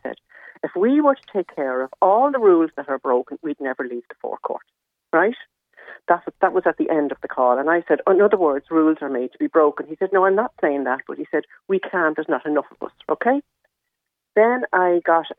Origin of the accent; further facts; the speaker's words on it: Bray, County Wicklow, Ireland; I'm from Bray